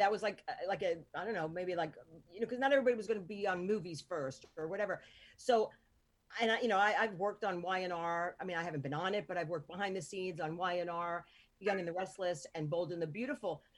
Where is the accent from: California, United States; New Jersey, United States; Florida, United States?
New Jersey, United States; Hoboken; also born or lived in North Bergen, New Jersey; I grew up in like Hoboken